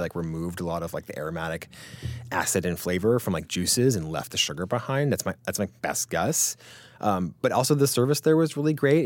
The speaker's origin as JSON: {"language": "English", "area": "Greenwich", "region": "Connecticut", "country": "United States", "tie": "born or raised there", "said": "I grew up in Grand Connecticut"}